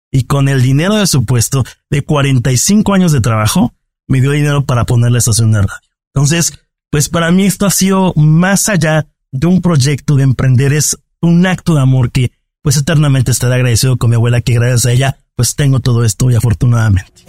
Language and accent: Spanish; Mexico; yo soy periodista, vengo de México, pero no te puedo llevar conmigo.